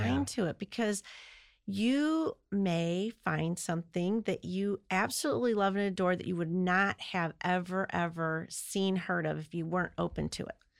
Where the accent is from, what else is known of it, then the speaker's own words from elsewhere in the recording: Midwest, United States; I'm from the Midwest